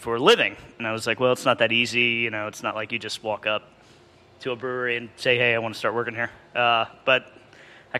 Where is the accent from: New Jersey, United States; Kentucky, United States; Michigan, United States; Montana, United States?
Kentucky, United States; moved away; also born or lived in Lexington, Kentucky; I'm originally from Kentucky. I'm a transplant up here, born and bred